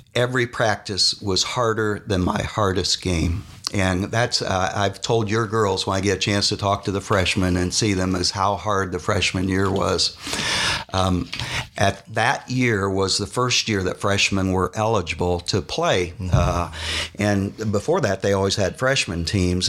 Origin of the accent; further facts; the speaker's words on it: Yorktown, Indiana, United States; Ball State was close since we grew up in Yorktown